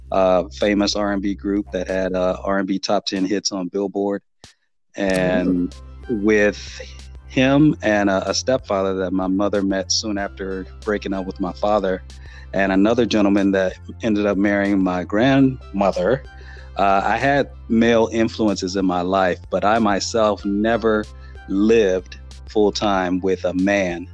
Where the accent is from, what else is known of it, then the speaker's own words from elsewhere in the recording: Los Angeles, California, United States; living born and raised in Southern California in Los Angeles